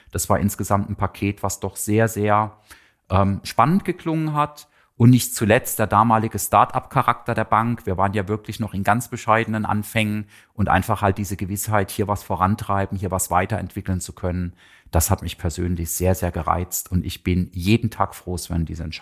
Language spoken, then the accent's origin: German; Ettlingen, Baden-Württemberg, Germany; Ähm, genau genommen bin ich nicht in Karlsruhe aufgewachsen, sondern in einem kleinen Nebenort in Ettlingen. Das ist in der Nähe von Karlsruhe.